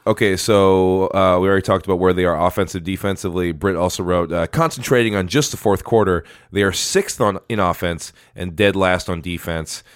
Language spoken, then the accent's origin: English; Farmington, Minnesota, United States; we come from Farmington